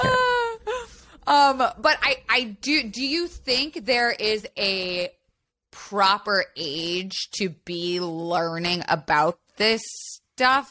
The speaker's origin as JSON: {"language": "English", "town": "Tampa", "region": "Florida", "country": "United States", "tie": "born or raised there", "said": "I grew up in Florida"}